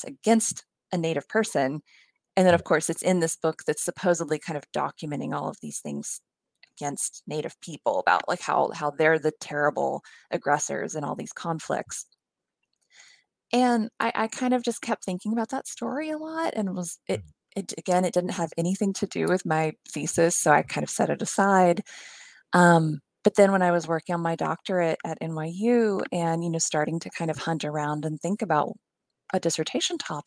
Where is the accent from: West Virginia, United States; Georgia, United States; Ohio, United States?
West Virginia, United States; moved away; also born or lived in Pennsylvania; I'm actually from West Virginia, but I went to college at Swarthmore